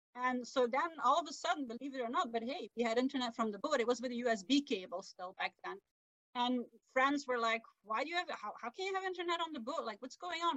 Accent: Belgium; first language Dutch; English is a second language; moved away as an adult; now in North America; my native language is Dutch. And English is not really um, a national language in our country. We have yeah. you know, three languages, Dutch, French, and German.

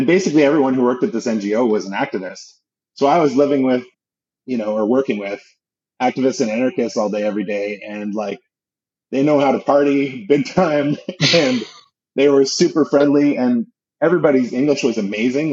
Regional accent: Canada; growing up in Canada

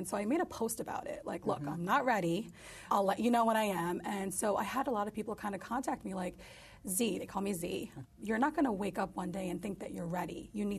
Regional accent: New York, United States; But I'm Turkish. I'm also part Kurdish. I'm a Muslim, but I'm a New Yorker. I'm an American.

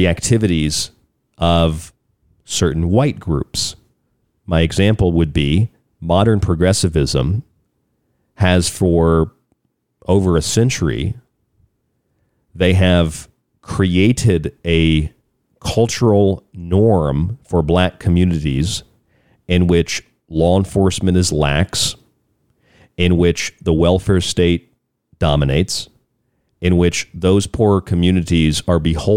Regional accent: Florida, United States; I'm from the state of Florida, I'm from the South

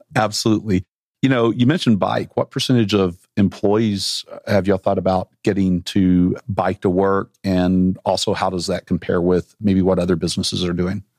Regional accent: Arkansas, United States; moved away as an adult; I left Arkansas and was never coming back

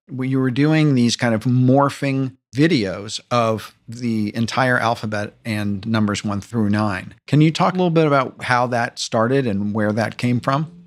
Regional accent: New York City, New York, United States; I'm a New Yorker

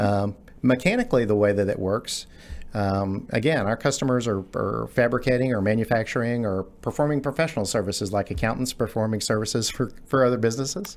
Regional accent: Garland, Texas, United States; I grew up in Garland. I'm a, I'm a native Texan, grew up in the Garland area

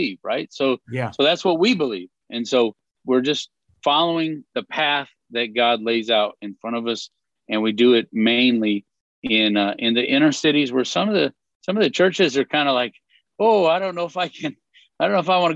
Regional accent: Gary, Indiana, United States; also born or lived in Chicago; now in Northern Indiana, United States; I was born in Gary, Indiana

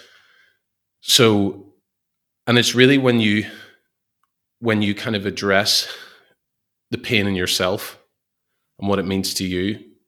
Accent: Belfast, Northern Ireland, United Kingdom; moved away; so many people here who have totally different life experiences than what I would have had maybe where I grew up in Belfast.

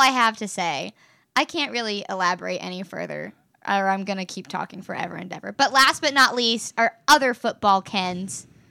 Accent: West Virginia, United States; I grew up in West Virginia

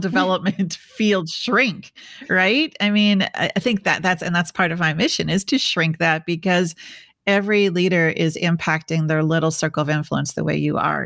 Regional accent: Midwest, United States; I'm from the Midwest

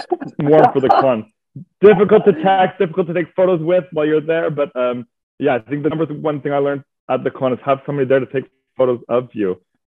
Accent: Montreal, Quebec, Canada; moved away as an adult; now in London, United Kingdom; So I'm originally from Montreal, Quebec, Canada. My mother's French Canadian. My dad is English Canadian. And I moved to London about 8, almost 9 years ago coming up.

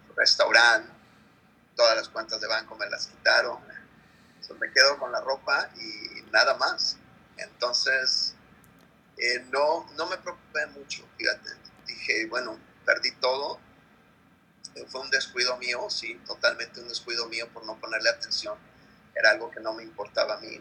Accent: Guerrero, Mexico; now in United States; En Guerrero, mi pueblo

